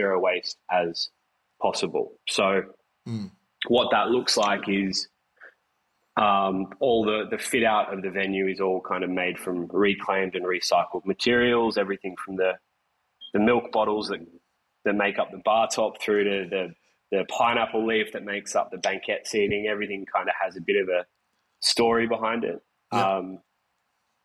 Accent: Bathurst, New South Wales, Australia; now in Sydney, Australia; my hometown of Bathurst.

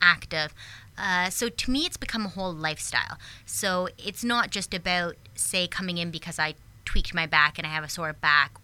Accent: a small town outside of Toronto, Ontario, Canada; moved away as an adult; also born or lived in upstate New York; now in Charleston, United States; born and raised in Canada in a small town outside of Toronto

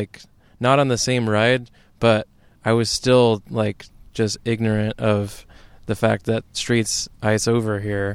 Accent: Midwest, United States; moved away as an adult; now in Portland, United States; when I moved here as a Midwesterner

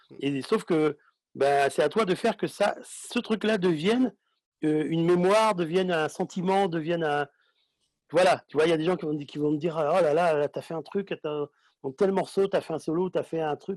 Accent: Guadeloupe, France; Moi, je suis Guadeloupéen, je vais arriver.

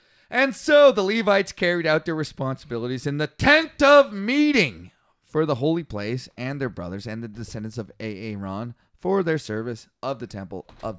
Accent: Poland; I'm from Poland. Isn't that weird?

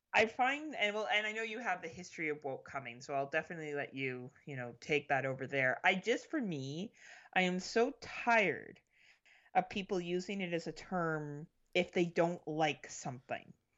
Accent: Canada; I'm Canadian

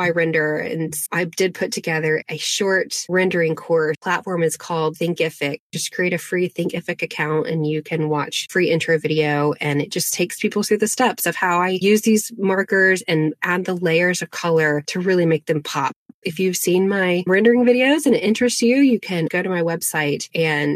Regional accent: Asheville, North Carolina, United States; born or raised there; also born or lived in Arden, North Carolina

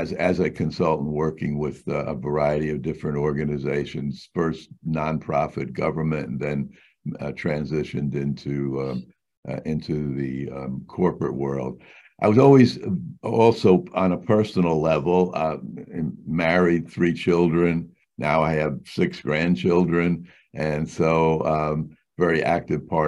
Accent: New York City, New York, United States; I grew up in New York City, basically a street kid

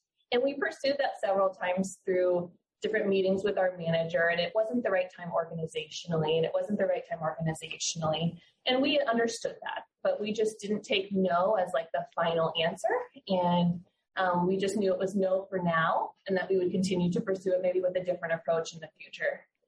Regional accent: Fort Lauderdale, Florida, United States; now in Tampa, United States; I'm also a native Floridian. I'm from Fort Lauderdale area, actually. And I moved up to Tampa for this fellowship position.

